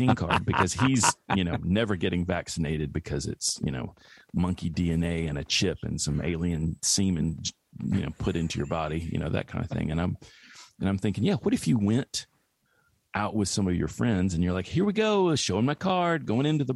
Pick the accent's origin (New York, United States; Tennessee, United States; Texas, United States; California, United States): Tennessee, United States; moved away; back to my hometown